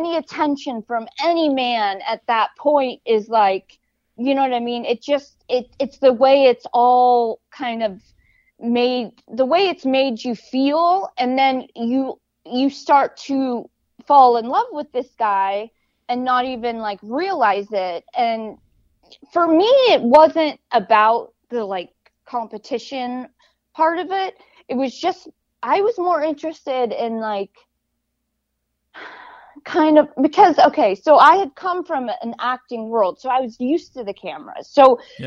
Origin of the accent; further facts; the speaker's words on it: Los Angeles, California, United States; I came from Hollywood